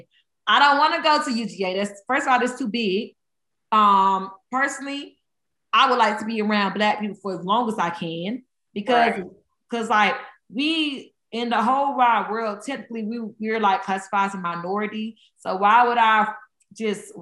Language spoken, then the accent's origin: English; Georgia, United States; I am from Georgia, so I went to high school, middle school, all day in Georgia